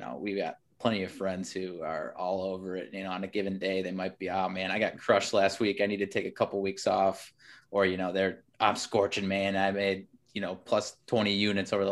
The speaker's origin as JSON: {"language": "English", "region": "North Central Illinois", "country": "United States", "tie": "born or raised there", "lives_now": "Chicago, United States", "said": "I grew up in North Central Illinois"}